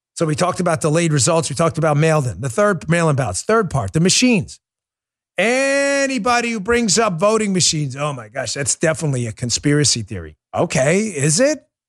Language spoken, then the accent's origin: English; United States; I'm an American